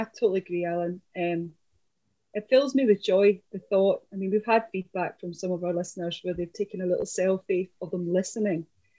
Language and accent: English; Scots, Scotland, United Kingdom; So we're including English as much as we're including Scots, because we're a bilingual people.